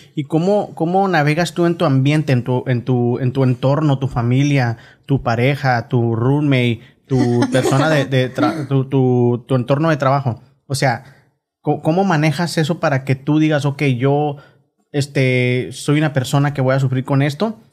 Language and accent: Spanish; Mexico; now in Oklahoma, United States; nosotros crecimos en México